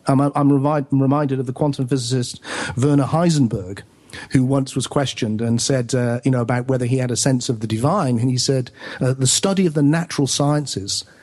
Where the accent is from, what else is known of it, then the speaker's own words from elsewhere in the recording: Glastonbury, South West England, United Kingdom; mainly I do it in my hometown of Glastonbury, which is a magical little place